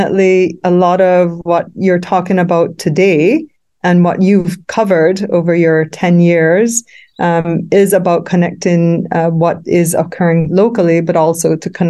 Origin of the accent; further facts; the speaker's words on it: Belize; I'm from Belize, and Belize is counted as amongst the Caribbean small island developing states